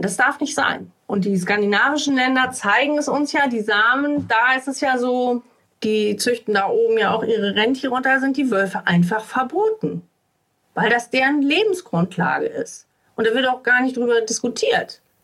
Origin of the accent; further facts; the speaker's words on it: Uelzen district, Lower Saxony, Germany; Ich komme ja hier aus dem Landkreis Uelzen